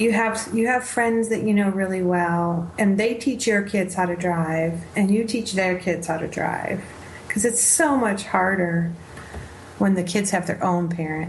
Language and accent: English; upstate New York, United States; now in Arizona, United States; I got pop from growing up in upstate New York. But out here in Arizona